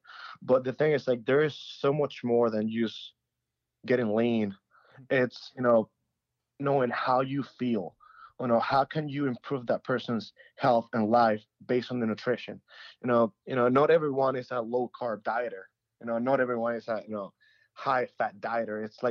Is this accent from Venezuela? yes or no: yes; Venezuela; moved away; I'm from Venezuela